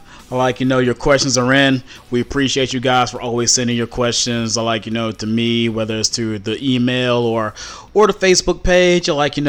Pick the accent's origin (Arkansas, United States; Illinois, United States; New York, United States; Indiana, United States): New York, United States; Long Island; because I'm from Long Island